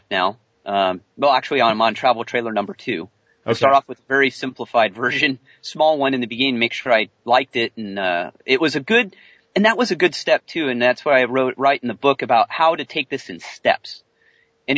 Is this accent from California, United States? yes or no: yes; California, United States; moved away; I'm a Californian man